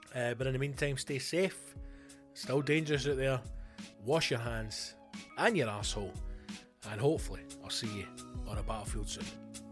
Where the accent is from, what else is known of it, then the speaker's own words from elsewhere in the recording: Glasgow, Scotland, United Kingdom; a Glaswegian man who enjoys a bevy and a Greg's